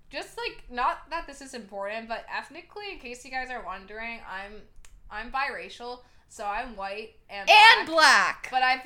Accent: New Jersey, United States; first language English; I just speak English. We're from New Jersey.

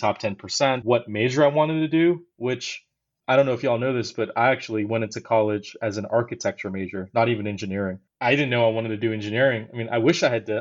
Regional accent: Houston, Texas, United States; I grew up in Houston, and I went to an inner city high school called Hastings High School.

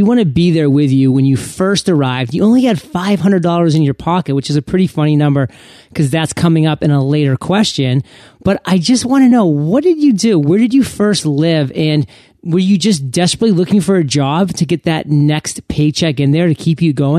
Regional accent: Maine, United States; born there; So, Ophelie, you started in Montreal, which isn't too far from where I was born in Maine.

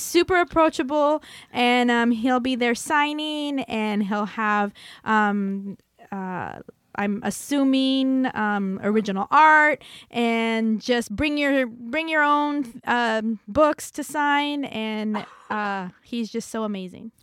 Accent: Hanford, California, United States; moved away; my hometown, Hanford, California.

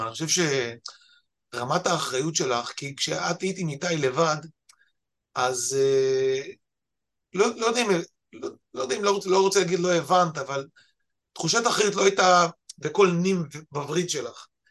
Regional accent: the Krayot, Haifa District, Israel; moved away as an adult; now in central Israel; באנו אנחנו מהקריות

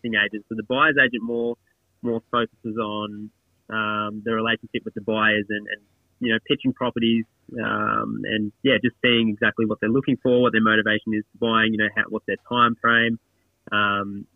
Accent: Australia; I've lived on the coast pretty much all my life. Got family, friends around here. I've been growing up around the area since I was born, really.

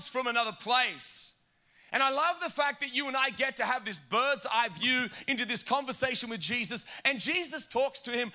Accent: Australia; moved away as an adult; now in New Jersey, United States; I'm from Australia

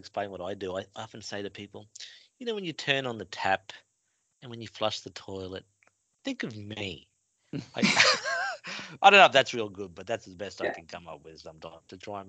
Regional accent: North Queensland, Australia; I'm from North Queensland. Anything below 20 degrees is cold for me.

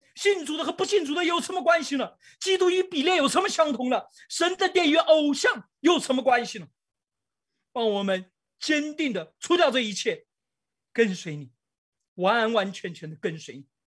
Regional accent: China; 我们中国人

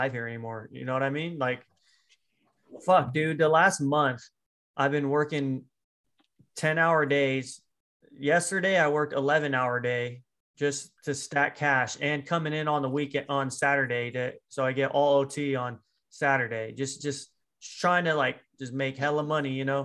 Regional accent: United States; I'm American

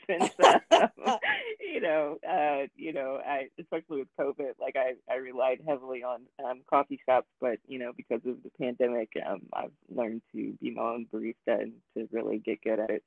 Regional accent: Newport News, Virginia, United States; now in Louisville, United States; I was born in Virginia, and so where I was baptized is in Newport News, Virginia

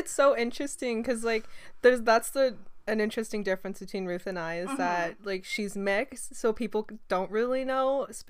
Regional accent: Canada; also born or lived in China / New Brunswick; I'm Canadian, I speak English.

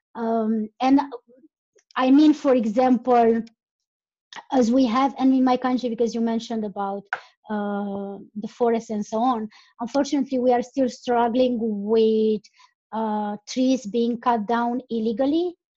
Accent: Romania; English is a second language; I'm from Romania

